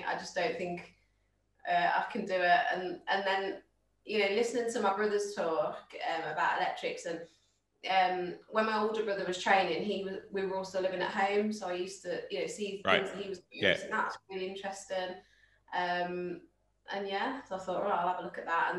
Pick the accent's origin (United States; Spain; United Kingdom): United Kingdom; Midlands; we're all from the Midlands